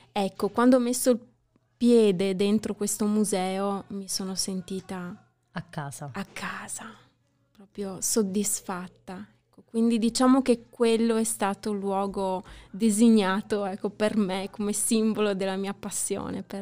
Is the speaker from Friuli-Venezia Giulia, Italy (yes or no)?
yes; Gorizia, Friuli-Venezia Giulia, Italy; Vengo da Gorizia.